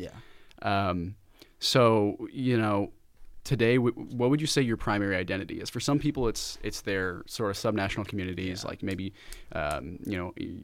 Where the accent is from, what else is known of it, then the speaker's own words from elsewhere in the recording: Kansas City, United States; I'm from Kansas City